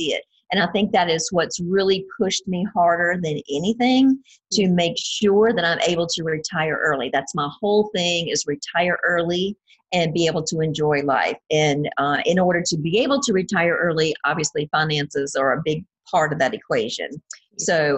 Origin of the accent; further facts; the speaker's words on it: near the North Carolina border, southern Virginia, United States; I'm in the state of Virginia, which is the East Coast, and I'm on the very southern border, right on the North Carolina border. So I'm born and raised in this general area, and been here all my life